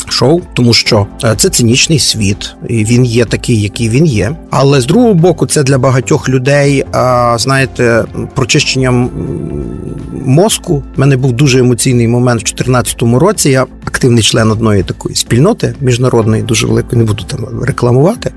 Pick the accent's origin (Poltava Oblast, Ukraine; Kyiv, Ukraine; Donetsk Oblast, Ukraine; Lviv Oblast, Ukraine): Lviv Oblast, Ukraine; Lviv; львів'янин в першому поколінні. Мої батьки Старосамбірського району